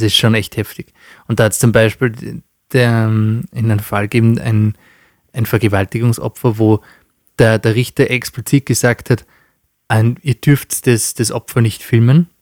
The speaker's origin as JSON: {"language": "German", "country": "Austria", "said": "bei uns in Österreich"}